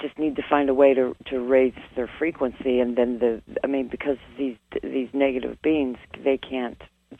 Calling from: Mesa, Arizona, United States; I'm Mesa, Arizona.

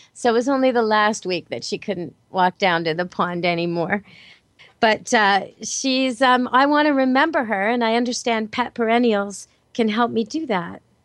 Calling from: Vancouver, British Columbia, Canada; I'm calling in from Camp Good Dog, as always, here in Vancouver, British Columbia, Canada

